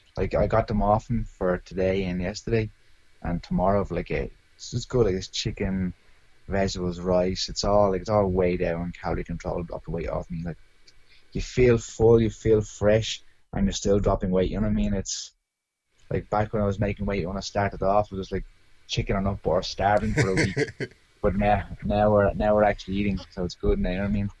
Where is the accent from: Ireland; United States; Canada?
Ireland; Arklow, Leinster; That's where I live. I'm from. Yeah, born and raised here